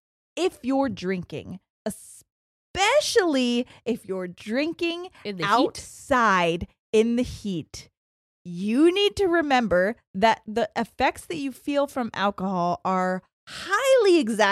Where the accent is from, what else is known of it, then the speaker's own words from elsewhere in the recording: Ohio, United States; I'm from Central Ohio and started listening to you guys during peak COVID.